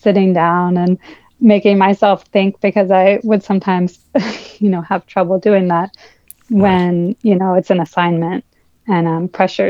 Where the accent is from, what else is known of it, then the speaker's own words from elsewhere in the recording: Bucks County, Pennsylvania, United States; moved away as an adult; now in Westchester County, United States; I grew up in Bucks County, if you're familiar with that.